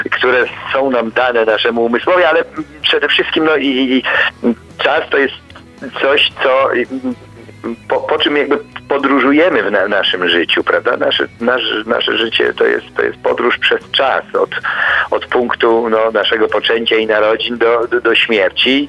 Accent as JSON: {"language": "Polish", "country": "Poland", "tie": "born or raised there", "said": "wychowywałem się w końcu w Polskiej Rzeczpospolitej Ludowej"}